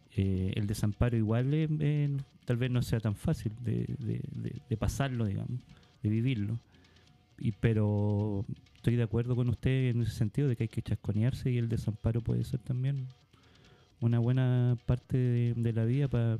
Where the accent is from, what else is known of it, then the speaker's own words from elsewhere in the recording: Iquique, Tarapacá, Chile; now in Santiago, Chile; Yo que vengo de Iquique